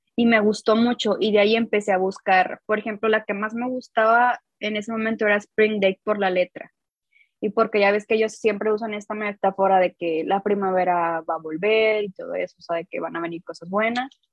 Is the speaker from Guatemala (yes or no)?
no; Coahuila, Mexico; soy de Coahuila, o sea, soy del norte de México